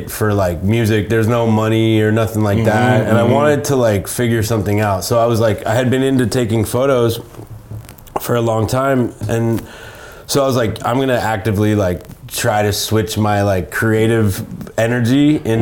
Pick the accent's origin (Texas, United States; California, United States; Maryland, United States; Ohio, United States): California, United States; San Francisco; also born or lived in New York / Barcelona; I grew up in San Francisco